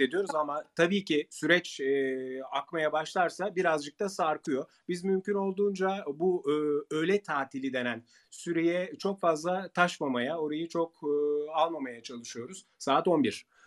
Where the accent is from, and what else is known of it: Turkey